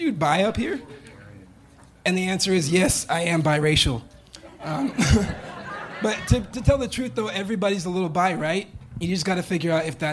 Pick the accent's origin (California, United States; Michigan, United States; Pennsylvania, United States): California, United States; Bakersfield; also born or lived in Seattle; now in Austin, United States; I'm from Bakersfield, California